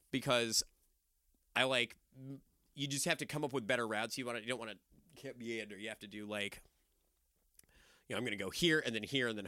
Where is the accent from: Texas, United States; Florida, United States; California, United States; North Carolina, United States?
Florida, United States; Zora Neale Hurston was from outside my hometown in Florida.